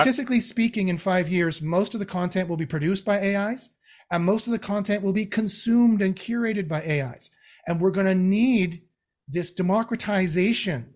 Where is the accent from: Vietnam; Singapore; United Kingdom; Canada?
Canada; I'm Canadian